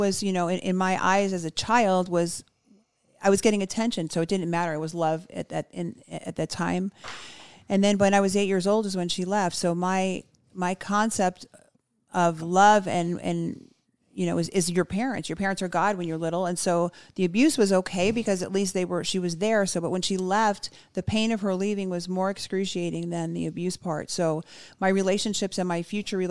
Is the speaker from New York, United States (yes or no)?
yes; New York City, New York, United States; So I grew up born and raised in the Bronx, New York